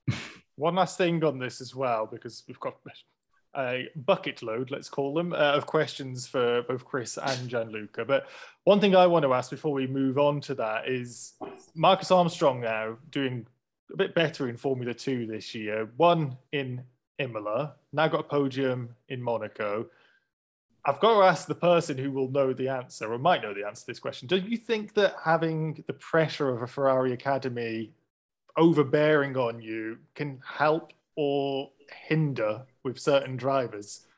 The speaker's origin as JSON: {"language": "English", "country": "United Kingdom", "said": "We're British, we do things very prim and proper, stiff upper lip"}